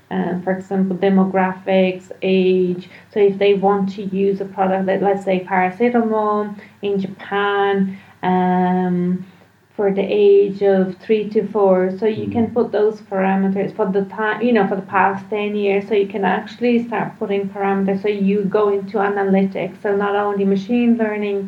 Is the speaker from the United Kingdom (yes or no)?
no; Brazil; now in Ireland; I'm not Irish, I'm Brazilian